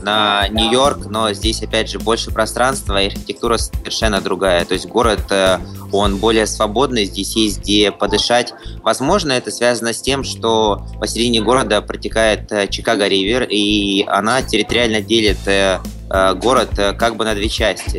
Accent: Russia; мы из России

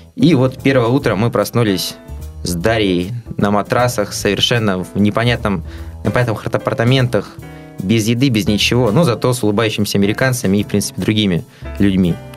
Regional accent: Russia; мы из России

